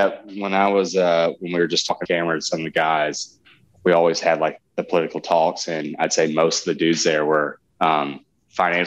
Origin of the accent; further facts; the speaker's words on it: Birmingham, Alabama, United States; born and raised in Birmingham, Alabama